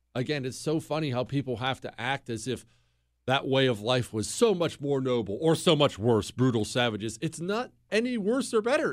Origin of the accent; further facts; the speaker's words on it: Bozeman, Montana, United States; I grew up in Bozeman, Montana